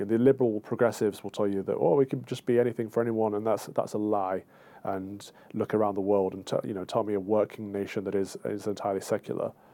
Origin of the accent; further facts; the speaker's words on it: United Kingdom; as Brits